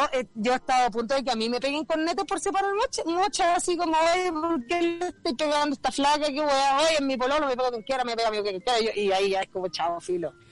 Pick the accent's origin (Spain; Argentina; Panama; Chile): Chile